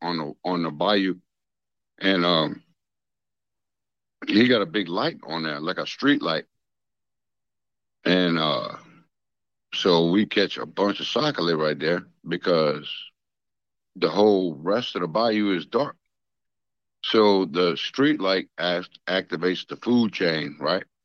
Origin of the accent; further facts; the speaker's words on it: South Louisiana, United States; So, I'm a Cajun from South Louisiana.